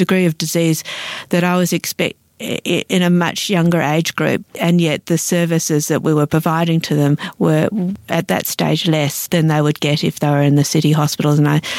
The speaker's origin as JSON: {"language": "English", "country": "Australia", "said": "I came here and I realised that there was two Australias. And as an Australian, I felt that it was important to actually recognise"}